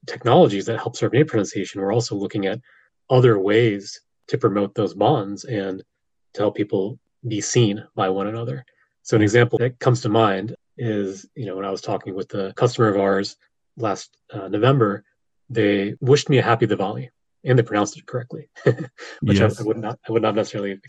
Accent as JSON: {"language": "English", "country": "United States", "said": "I'm an American. I don't really speak other languages."}